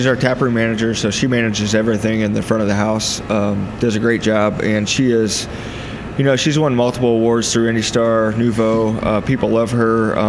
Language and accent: English; Southern Indiana, United States; I'm from Southern Indiana.